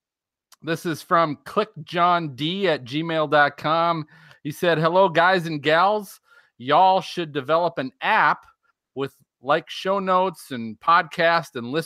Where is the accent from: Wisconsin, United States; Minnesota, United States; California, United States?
Minnesota, United States; moved away; I grew up in a town that was full of mullets back in Minnesota